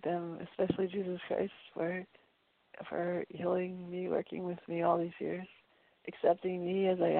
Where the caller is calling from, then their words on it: Brattleboro, Vermont, United States; from Brattleboro, Vermont.